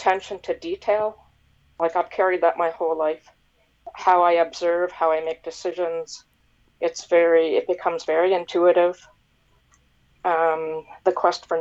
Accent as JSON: {"language": "English", "region": "Nova Scotia", "country": "Canada", "tie": "born or raised there", "also_born_or_lived": "North America", "moved": "as an adult", "said": "So I was born and raised in Nova Scotia, and then as life would have it, I went to various universities and I worked all over North America, and I eventually moved back here"}